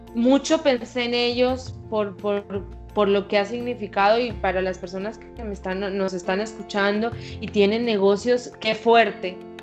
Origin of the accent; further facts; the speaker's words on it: Montería, Córdoba, Colombia; accent: costeña; yo soy costeña, yo nací en Montería, en mi tierra querida